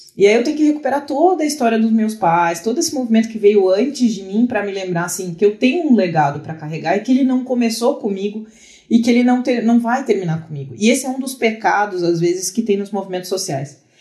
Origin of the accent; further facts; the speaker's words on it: Pelotas, Rio Grande do Sul, Brazil; moved away; Eu sou de Pelotas, no Rio Grande do Sul, onde eu estou passando a quarentena